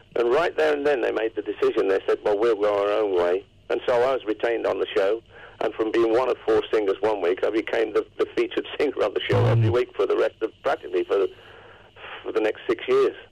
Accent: Coventry, West Midlands, United Kingdom; Coventry. That's my hometown

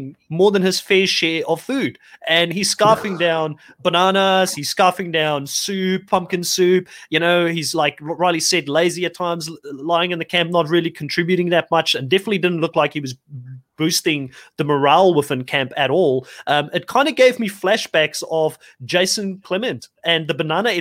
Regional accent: South Africa; moved away; Being South African originally myself

